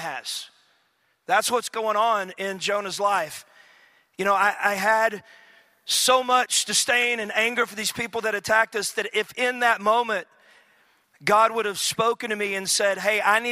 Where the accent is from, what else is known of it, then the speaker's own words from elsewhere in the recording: East Texas, United States; I grew up in East Texas